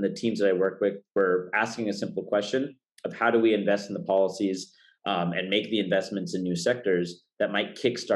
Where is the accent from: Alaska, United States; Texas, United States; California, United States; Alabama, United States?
California, United States; Fremont; also born or lived in Washington, D.C.; I grew up here in the Bay Area in Fremont, went to the illustrious Mission San Jose High School